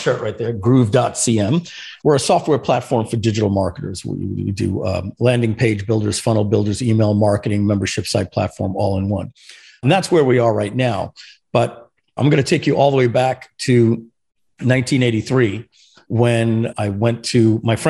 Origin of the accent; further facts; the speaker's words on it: Long Island, New York, United States; first language French; English is a second language; moved away as an adult; now in Florida, United States; Born and raised in Long Island, New York